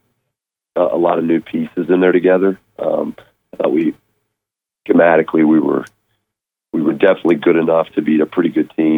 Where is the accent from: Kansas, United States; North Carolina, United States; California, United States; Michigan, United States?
Kansas, United States; moved away; my days growing up in Kansas